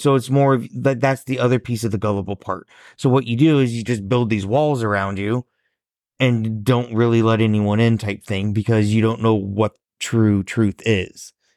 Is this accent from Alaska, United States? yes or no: no; Warsaw, Indiana, United States; me growing up in a small Midwestern town